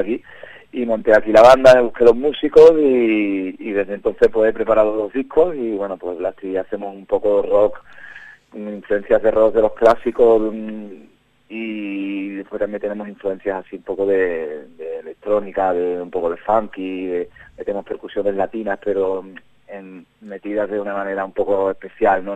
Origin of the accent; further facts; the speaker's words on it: Huelva, Andalusia, Spain; accent: Andalusian; moved away as an adult; now in Burgos, Spain; yo soy de Huelva, que lo notaréis un poco por el, acento